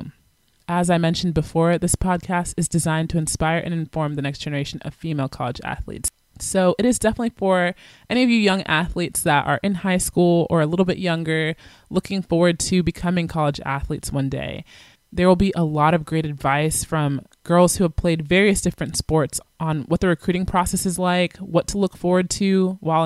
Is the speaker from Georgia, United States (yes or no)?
yes; Atlanta, Georgia, United States; moved away as an adult; also born or lived in Virginia / Kansas; I'm originally from Atlanta, Georgia.